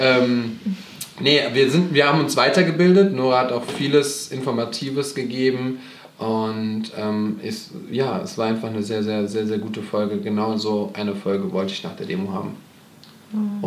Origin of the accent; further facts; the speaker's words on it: Germany; aus Deutschland.